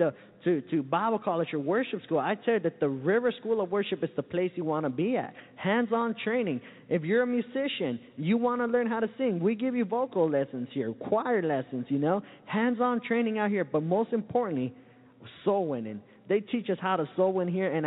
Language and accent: English; Santa Ana, California, United States; now in Florida, United States; I come all the way from Southern California, a little town called Santa Ana.